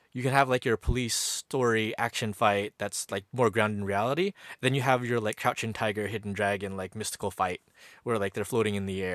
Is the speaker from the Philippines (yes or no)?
yes; Philippines; No, we're Filipino, so I don't know this.